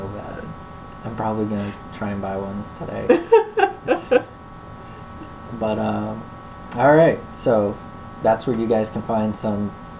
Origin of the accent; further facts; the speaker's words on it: Florida, United States; I'm born and raised in Florida